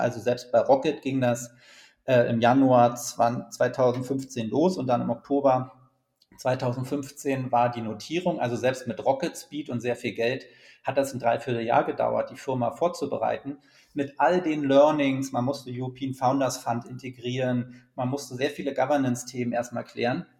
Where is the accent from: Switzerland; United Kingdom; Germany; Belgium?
Germany; also born or lived in Berlin; die große DDR, aus der ich ja komme